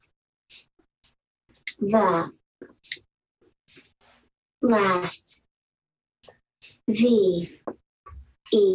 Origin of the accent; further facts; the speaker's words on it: Decorah, Iowa, United States; also born or lived in Whitewater, Wisconsin; I'm from Decorah, Iowa